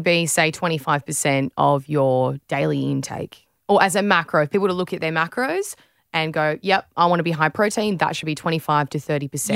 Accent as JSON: {"language": "English", "country": "Australia"}